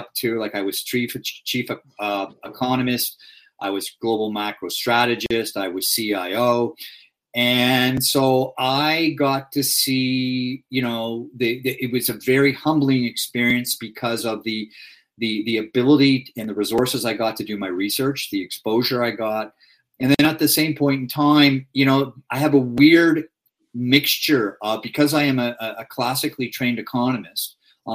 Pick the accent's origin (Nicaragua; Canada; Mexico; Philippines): Canada; Toronto, Ontario; also born or lived in Scarborough; I grew up in Don Mills.